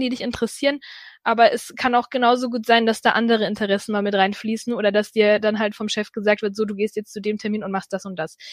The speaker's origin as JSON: {"language": "German", "town": "Ansbach", "region": "Bavaria", "country": "Germany", "also_born_or_lived": "Allgäu", "moved": "yes", "said": "ich komme ja ursprünglich aus Ansbach"}